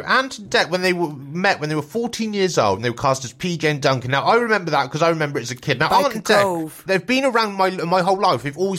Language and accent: English; Swindon, South West England, United Kingdom; I'm from Swindon, so it's not that far away.